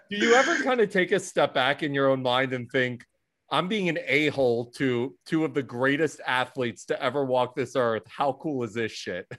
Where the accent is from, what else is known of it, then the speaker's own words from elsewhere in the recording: Philadelphia, Pennsylvania, United States; moved away; I'm from Philadelphia originally